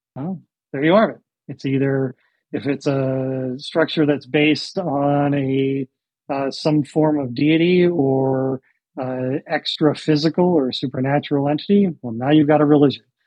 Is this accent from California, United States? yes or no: no; Michigan, United States; moved away as an adult; also born or lived in Washington; I grew up in Michigan